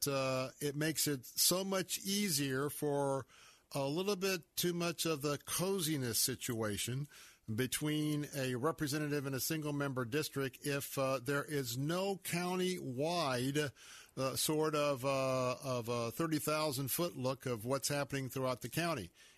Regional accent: Tampa, Florida, United States; also born or lived in California; I was born and raised in Tampa, and I remember when a lot of our highways were just two-lane roads

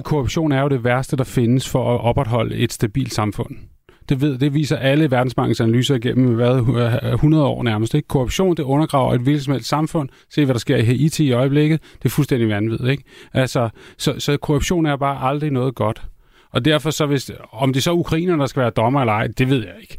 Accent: Copenhagen, Capital Region of Denmark, Denmark; jeg er også københavner

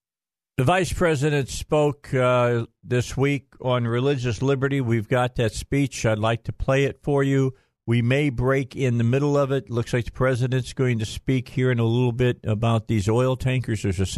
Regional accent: United States; I was born in the United States of America

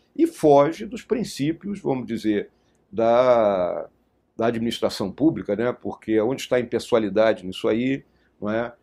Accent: Rio Grande do Sul, Brazil; moved away; also born or lived in Rio de Janeiro; Rio Grande do Sul, meu estado natal

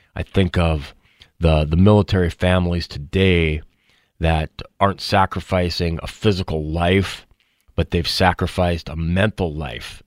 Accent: LaMoure, North Dakota, United States; as a kid growing up in Lemoore

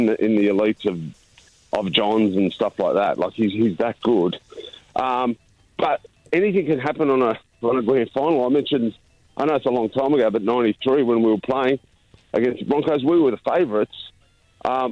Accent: Sydney, New South Wales, Australia; I was born in the St. George area

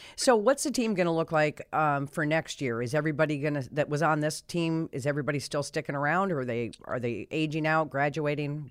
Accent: Colorado, United States; now in Connecticut, United States; I come from Colorado where we had, you know, national hockey teams, we had national football, national basketball, and then I moved to Connecticut

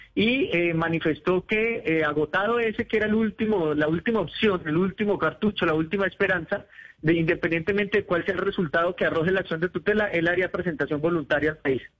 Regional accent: Colombia; nos ocurre a los colombianos cuando salimos del país

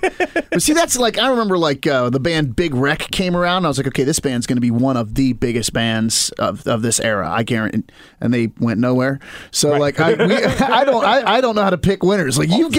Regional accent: Maryland, United States; born or raised there; accent: Appalachian; moved away

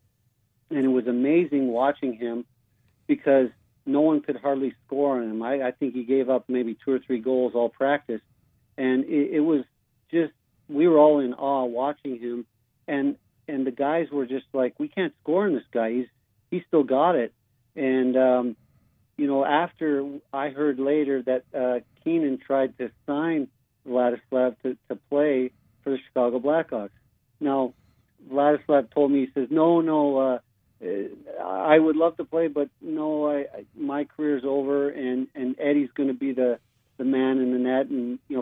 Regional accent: Canada; moved away as an adult; growing up in Canada and watching the 72 Summit Series

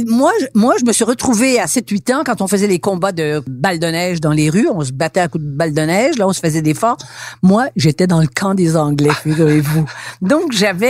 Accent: Montreal, Quebec, Canada; first language French; nous, c'est notre langue première. Elle nous vient de France. ses racines sont françaises. Et au fil des ans, évidemment, et on va en parler, elle s'est québécisée

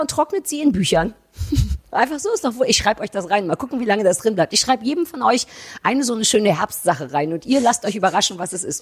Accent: East Germany, Germany; als Ossi.

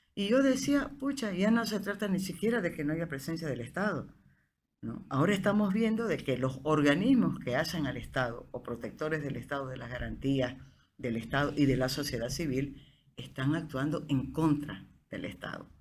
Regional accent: Bolivia; yo soy boliviano

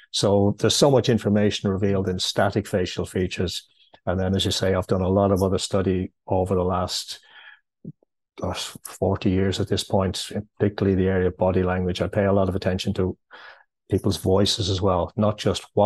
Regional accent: Ireland; Okay, well, firstly, I'm uh, I'm Irish. I'm living in Dublin.

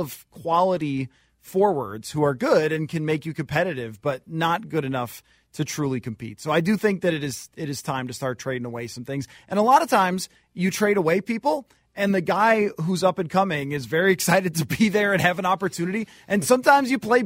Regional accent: Buffalo, New York, United States; moved away; I'm from Buffalo

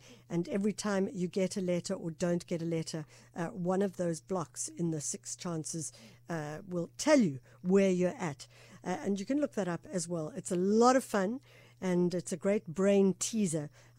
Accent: South Africa

